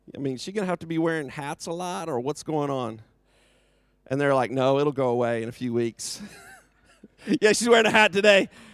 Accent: United States; now in United Kingdom; I'm from America

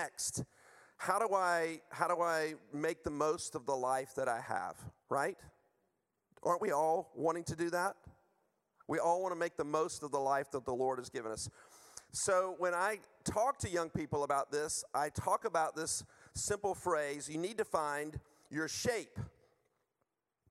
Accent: United States; moved away; I'm from the U.S.

